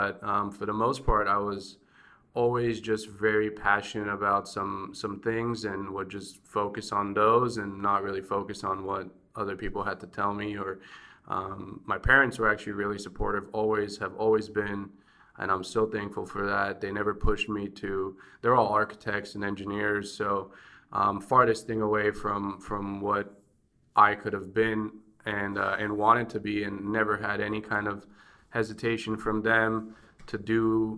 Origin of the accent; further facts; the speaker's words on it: Bulgaria; now in United States; growing up in Bulgaria, especially at a communist time or post-communist time, it's much different.